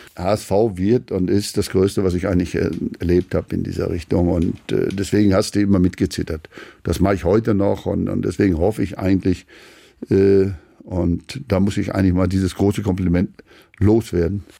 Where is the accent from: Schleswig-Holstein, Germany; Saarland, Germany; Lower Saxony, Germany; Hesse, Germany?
Schleswig-Holstein, Germany; Wir sind ja Schleswig-Holsteiner.